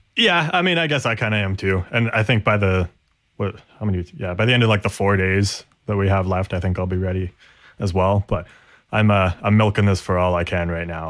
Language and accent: English; Canada; we're Canadian